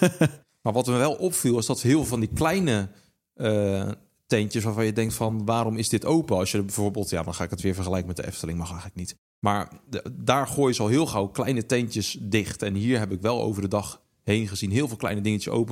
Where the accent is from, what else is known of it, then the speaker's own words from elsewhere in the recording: Netherlands; wij wel vaak als Nederlanders